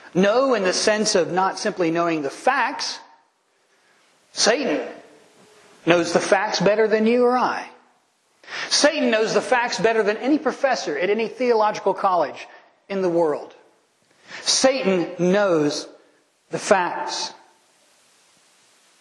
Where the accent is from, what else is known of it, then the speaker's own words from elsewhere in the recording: United States; I know I'm American